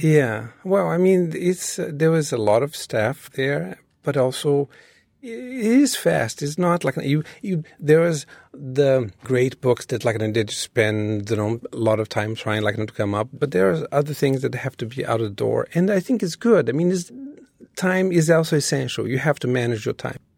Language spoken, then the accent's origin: English; Rio de Janeiro, Brazil; English is a second language; moved away as an adult; now in New York City, United States; when I was growing up in Brazil